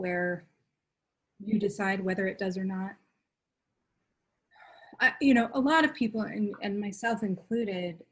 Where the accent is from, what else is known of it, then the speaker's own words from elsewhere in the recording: Duluth, Minnesota, United States; I grew up in Duluth, Minnesota, near Lake Superior.